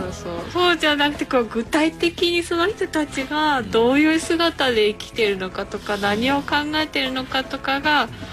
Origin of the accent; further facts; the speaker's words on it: Fukushima, Japan; moved away; うちの実家はですね、うん、福島第一原発から30キロちょっとでして